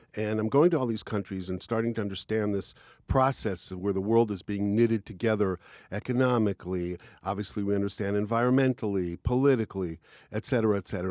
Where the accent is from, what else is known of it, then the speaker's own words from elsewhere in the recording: Israel; I'm not American. I'm Israeli.